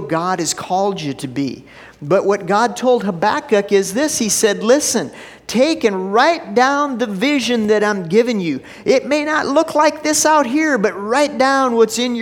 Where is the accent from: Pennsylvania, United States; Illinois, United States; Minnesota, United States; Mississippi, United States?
Minnesota, United States; Minneapolis; moved away; I grew up in Minneapolis. When I was a kid, every summer, it was on a Wednesday night, we'd go down and watch the Aquitennial Parade